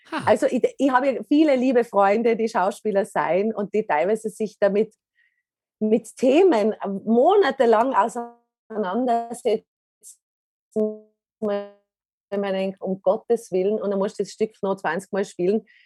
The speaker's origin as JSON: {"language": "German", "region": "Tyrol", "country": "Austria", "said": "In Tirol, als Tirolerin auch"}